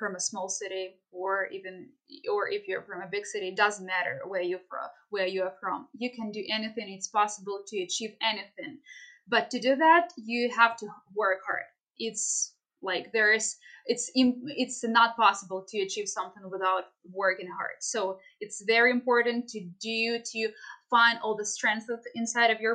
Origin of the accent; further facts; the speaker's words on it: Kharkiv Oblast, Ukraine; I am from the Kharkiv district